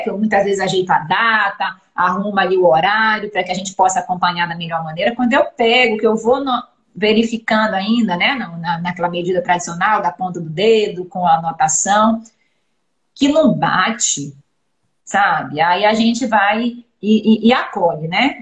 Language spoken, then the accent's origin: Portuguese; Belém, Pará, Brazil; moved away as an adult; also born or lived in Belo Horizonte / Rio de Janeiro; now in Vitória, Brazil; eu sou de Belém, sabe, doutora Jane? Eu sou paraense